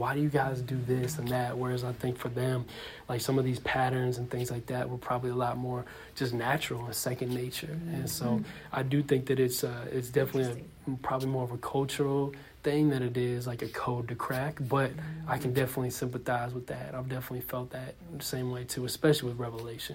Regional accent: Seattle, Washington, United States; somebody growing up in Seattle

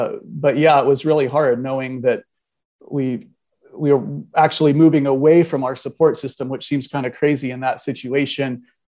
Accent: Kansas, United States; moved away as an adult; now in Grand Forks, United States; It'll put us about 45 minutes away from my parents and back in Kansas in my hometown

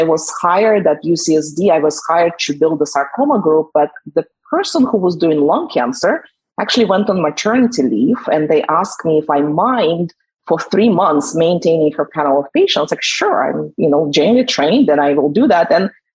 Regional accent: Russia; English is a second language; moved away as an adult; now in San Diego, United States; I was born in Russia, so I grew up there

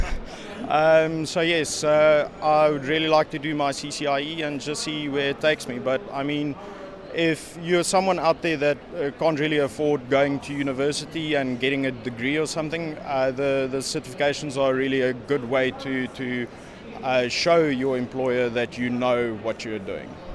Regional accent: South Africa; moved away as an adult; now in Netherlands; I'm originally from South Africa, now living in the Netherlands.

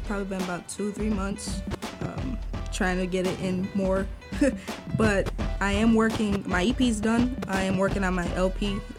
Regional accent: Chicago, Illinois, United States; Born and raised in Chicago.

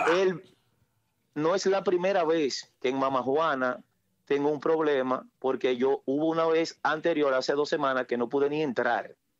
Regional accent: Newark, New Jersey, United States; Mayormente yo soy de Newark, New Jersey

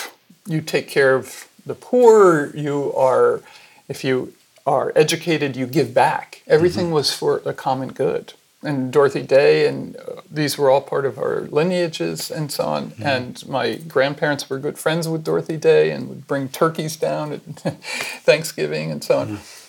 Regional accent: New York City, New York, United States; born there; New York City.

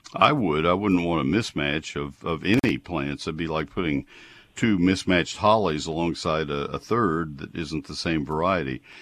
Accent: College Station, Texas, United States; also born or lived in Ohio / Dallas, Texas; I grew up in College Station

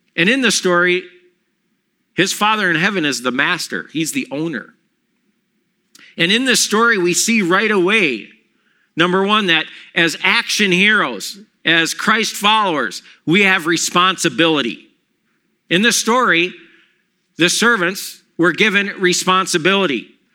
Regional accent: Milwaukee, Wisconsin, United States; my brother in law and my wife and myself and that we're all from Milwaukee

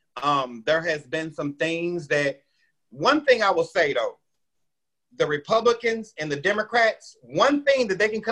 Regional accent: Midwest, United States; a lot of black people that I knew in the Midwest jobs. Because when I grew up, everybody worked at the post office or at a car, at one of the auto dealerships

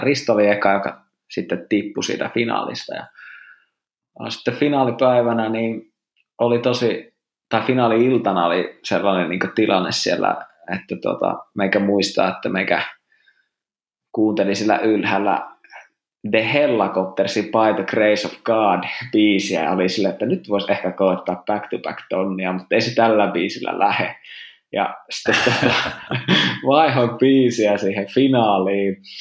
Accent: Rovaniemi, Lapland, Finland; mä oon Rovaniemeltä ja mä oon asunut tässä Ounasvaaran kupeessa koko elämäni

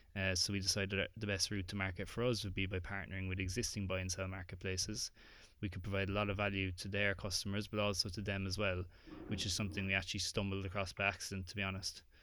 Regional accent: Ireland; accent: Irish

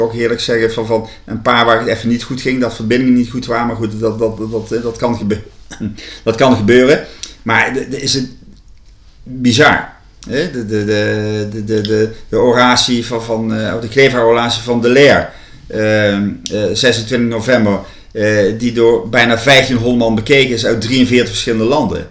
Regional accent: Winssen, Gelderland, Netherlands; now in Leiden, Netherlands; ik ben geboren in Winsen, een klein dorpje in het land van Maas en Waal. De grens uh, Gelderland-Brabant.

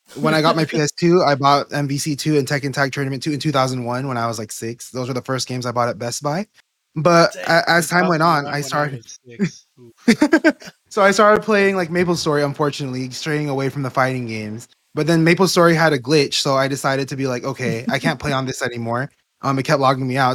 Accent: Pomona, California, United States; growing up in SoCal

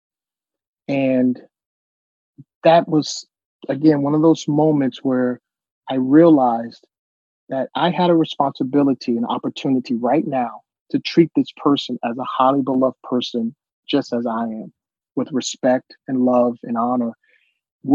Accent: United States; We're American

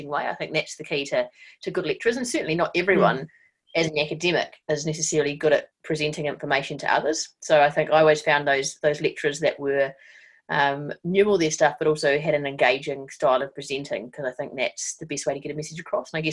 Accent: Wellington, New Zealand; I grew up in Miramar in Wellington, so not very far away from where I am right now.

